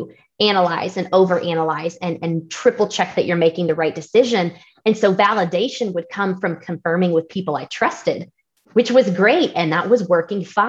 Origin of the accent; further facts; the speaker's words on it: Georgia, United States; moved away as an adult; now in Colorado, United States; we moved from Georgia all the way to Colorado for this job